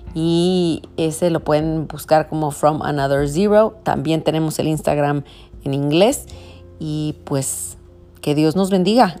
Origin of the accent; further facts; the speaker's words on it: Tijuana, Baja California, Mexico; nací y crecí en Tijuana